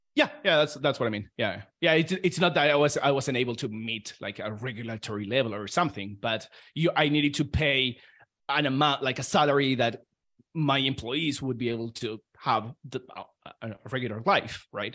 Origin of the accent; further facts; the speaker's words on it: Argentina; moved away; I'm from Argentina